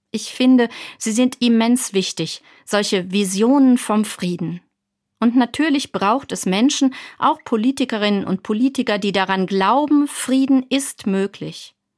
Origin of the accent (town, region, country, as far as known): Germany; also born or lived in Mainz